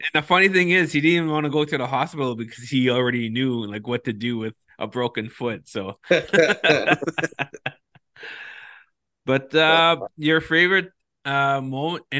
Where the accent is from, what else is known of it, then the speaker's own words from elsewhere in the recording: Moose Factory, Ontario, Canada; I'm from Moose Factory